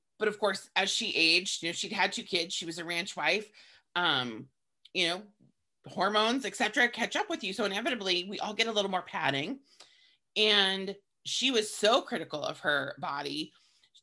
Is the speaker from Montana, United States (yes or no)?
yes; Montana, United States; growing up in Montana in the 80s